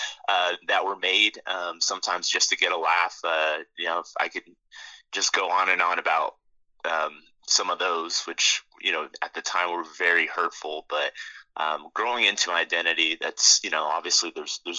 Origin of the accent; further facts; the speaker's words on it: Roswell, New Mexico, United States; moved away; my experience growing up was that that's just the way things were in Roswell